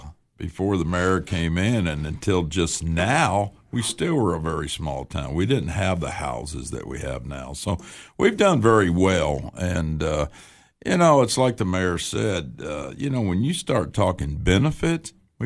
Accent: Baxter, Tennessee, United States; I'm glad it is my hometown, and I'm glad I am the chief of Baxter.

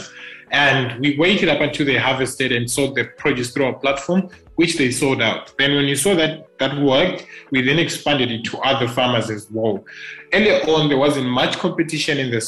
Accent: Nyazura, Manicaland, Zimbabwe; now in Harare, Zimbabwe; I grew up mainly in Nyazura, which is a town here in Zimbabwe

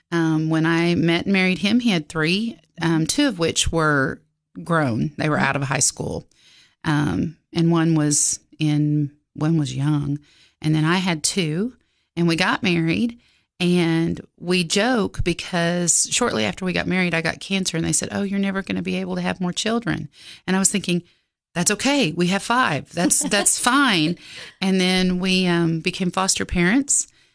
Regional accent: Oklahoma, United States; Yes, ma'am.

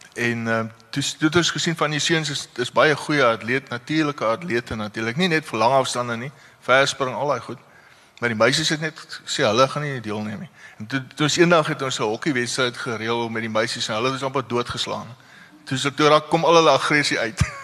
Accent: Parow, Western Cape, South Africa; ek het maar hier in Parow groot geword in in ehm uh, Kaalbrem Hospitaal gebore

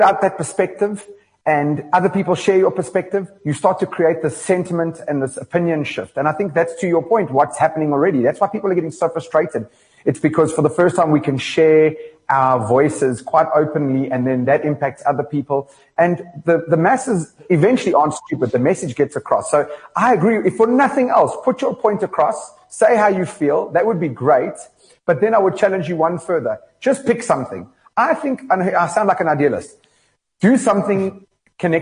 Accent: South Africa; I'm just a South African citizen.

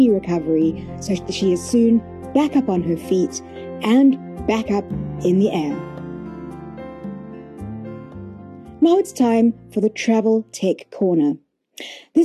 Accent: Cape Town, Western Cape, South Africa; my hometown, Cape Town

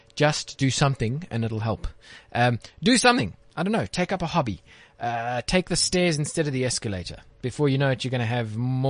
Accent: Johannesburg, Gauteng, South Africa; I'm a Joburg boy

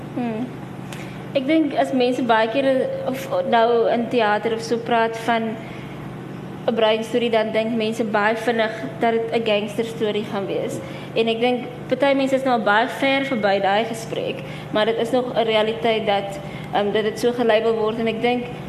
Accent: PE, Eastern Cape, South Africa; now in Cape Town, South Africa; ek kom ook van PEF, so ek ken nie regtig Kaapse breinmense nie, maar nou dat ek al so lank hier so is

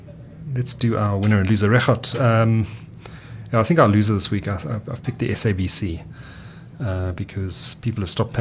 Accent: Durban, KwaZulu-Natal, South Africa; I grew up in Durban

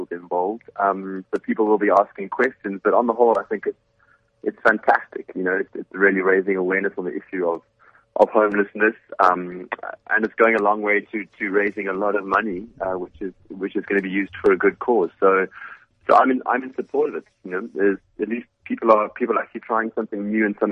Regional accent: Cape Town, Western Cape, South Africa; I'm from Cape Town.

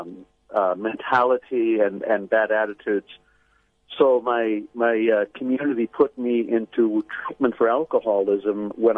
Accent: San Francisco Bay Area, California, United States; also born or lived in Los Angeles; a native Californian. My mother was an immigrant from Sweden. My father's family from Ireland. I grew up in the San Francisco Bay Area. Mm-hmm. And I pretty ordinary practicing Catholic family. I went to a Jesuit high school in San Jose, California

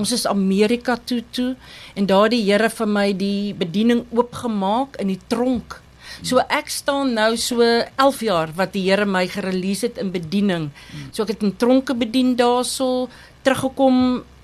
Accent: Thabazimbi, Limpopo, South Africa; moved away as an adult; also born or lived in Barberton; now in Lowveld, South Africa; Ek is gebore in Tabazimbi, 'n pragtige myndorpie, 'n bosveld dorp. Ek het groot geword op die mm. plaas

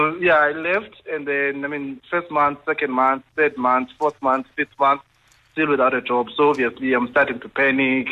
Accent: Eastern Cape, South Africa; moved away as an adult; now in Johannesburg, South Africa; I had known that I had to move away from my hometown for me to be successful. That whole thing of let me go to NMMU or Walter Sisulu University

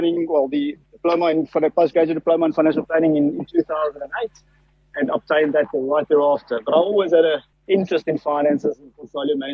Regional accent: Pretoria, Gauteng, South Africa; I grew up in Pretoria, in the northern suburbs of Pretoria

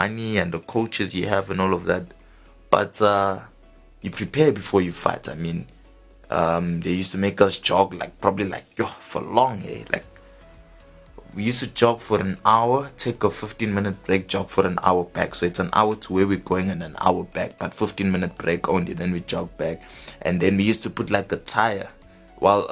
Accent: Johannesburg, Gauteng, South Africa; we're from Johannesburg South

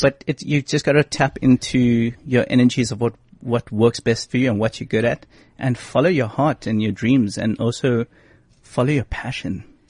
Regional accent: South Africa

